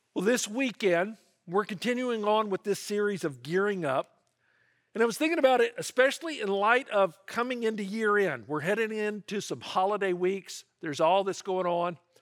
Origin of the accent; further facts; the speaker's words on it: Memphis, Tennessee, United States; I grew up in Memphis, Tennessee, and if you're a Memphian